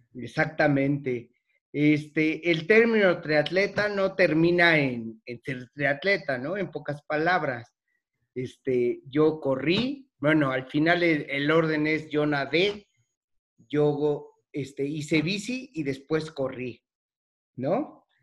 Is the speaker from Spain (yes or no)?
no; Mexico City, Mexico; moved away; Soy originario de la Ciudad de México